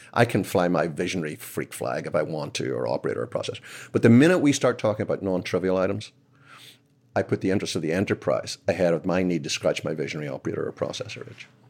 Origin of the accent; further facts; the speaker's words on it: Belfast, Northern Ireland, United Kingdom; moved away as an adult; now in United States; I'm from Belfast originally. I moved here twenty years ago